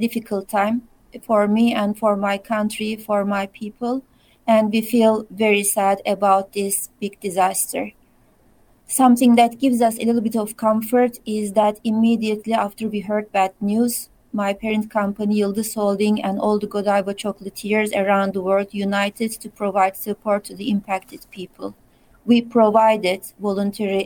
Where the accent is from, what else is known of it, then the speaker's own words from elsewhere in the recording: Turkey; moved away; being away from my home country and from my loved ones